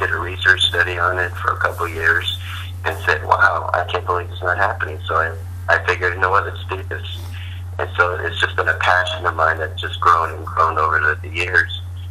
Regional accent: Los Angeles, California, United States; moved away as an adult; now in Charlotte, United States; You know, I've been here about 10 years. I grew up in Los Angeles

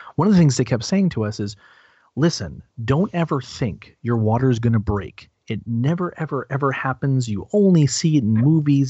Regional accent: New Hampshire, United States; I'm also a na- native New Hampshireite

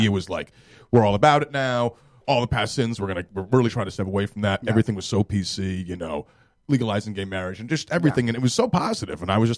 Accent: New York, United States; I came from the city. I grew up in New York.

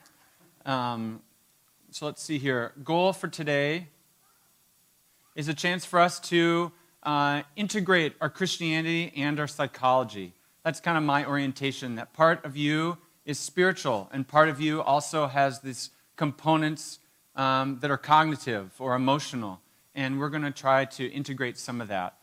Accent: Marquette, Michigan, United States; I grew up in Marquette.

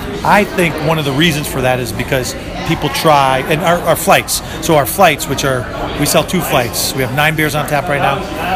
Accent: the Valley, Connecticut, United States; This is the Valley. We're from the Valley.

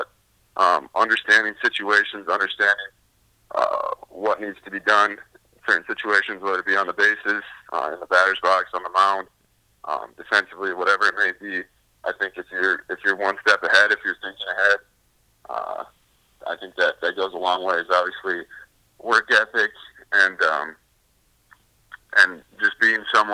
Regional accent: Fargo, North Dakota, United States; moved away as an adult; also born or lived in Mitchell, South Dakota; I'm originally from Fargo, North Dakota.

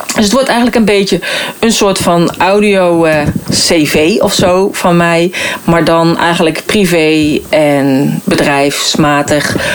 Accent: North Brabant, Netherlands; moved away as an adult; also born or lived in Arnhem; ik ben geboren en getogen in Brabant

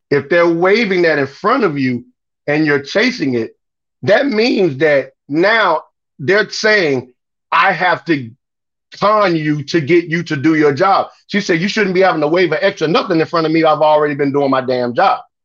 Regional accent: Chicago, Illinois, United States; also born or lived in Miami; I was born in Miami and grew up in Chicago

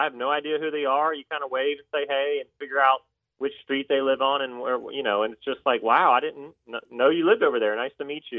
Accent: Georgia, United States; I'm from Georgia

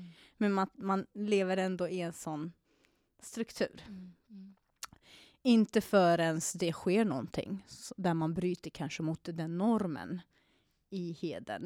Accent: Iraq; now in Sweden; jag kommer själv från Irak

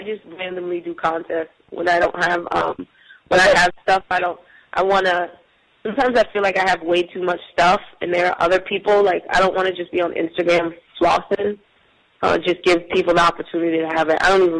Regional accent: New Jersey, United States; It's because they're from Philly, I'm from Jersey.

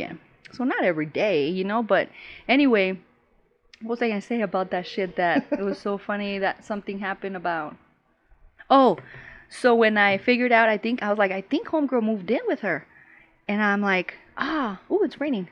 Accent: Chihuahua, Mexico; first language Spanish; English is a second language; moved away; I was raised in Chihuahua.

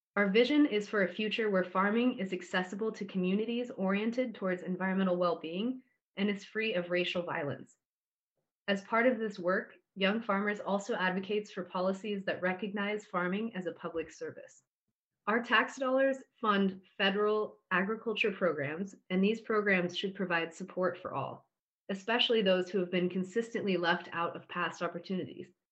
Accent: Butte County, California, United States; I was born and raised in Butte County.

